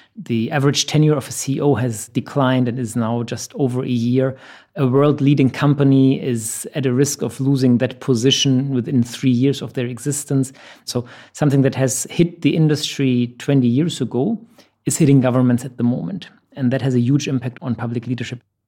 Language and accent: English; Germany; moved away as an adult; now in Dubai, United Arab Emirates; I'm originally from Germany. I've been in the Middle East for the last 10 years, based out of Dubai.